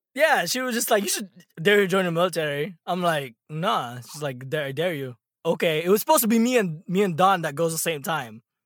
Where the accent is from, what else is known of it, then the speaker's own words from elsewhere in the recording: California, United States; moved away; you probably associate me as a Californian